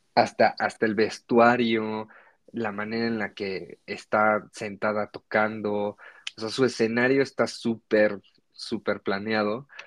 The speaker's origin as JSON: {"language": "Spanish", "country": "Mexico", "tie": "born or raised there"}